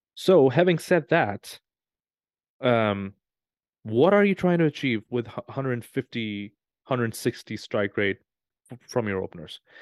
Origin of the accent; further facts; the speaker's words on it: Pakistan; moved away; I was born in Pakistan